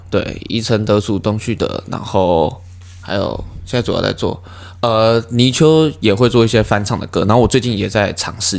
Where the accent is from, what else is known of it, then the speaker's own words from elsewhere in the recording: Taiwan; 身为台湾人的话